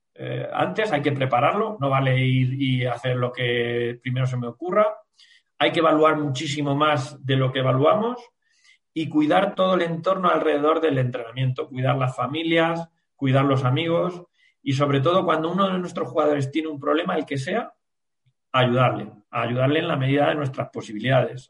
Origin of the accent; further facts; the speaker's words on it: La Roda, Castilla-La Mancha, Spain; pues yo que soy de la Roda